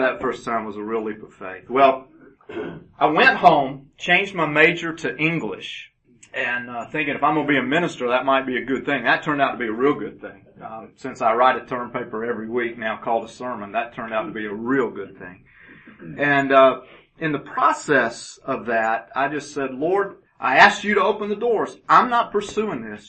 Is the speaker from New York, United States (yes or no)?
no; Augusta, Georgia, United States; also born or lived in Birmingham, Alabama / Chatsworth, Georgia / Lawrenceville, Georgia / Roswell, Georgia; At age four, we moved to Augusta, Georgia, and that became home